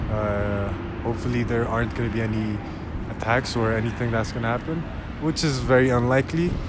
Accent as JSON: {"language": "English", "country": "Ethiopia", "tie": "born or raised there", "said": "Uh, I'm from Ethiopia. Lived here all my life."}